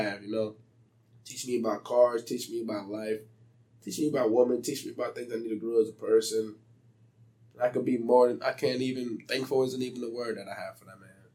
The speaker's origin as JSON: {"language": "English", "town": "Beaufort", "region": "South Carolina", "country": "United States", "tie": "born or raised there", "said": "growing up in South Carolina"}